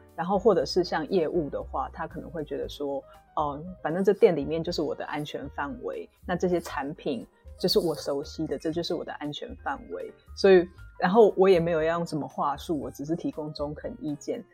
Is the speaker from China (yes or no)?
no; Taiwan; 因为我是台湾人，所以我比较知道台湾的状况